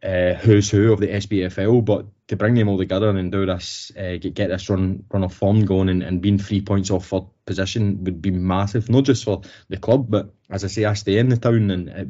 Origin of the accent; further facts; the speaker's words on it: Paisley, Scotland, United Kingdom; also born or lived in Glasgow; I've stayed in Paisley now. I'm 33. 33 last week. So I've stayed in Paisley for 30 years of my life. The first 3 years of my life, I was born and brought up in Glasgow, but I moved to Paisley as a 3-year-old.